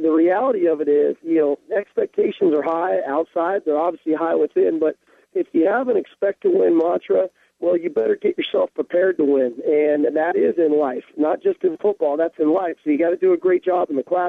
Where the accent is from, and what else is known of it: Southern California, United States; born or raised there; moved away as an adult; now in Seattle, United States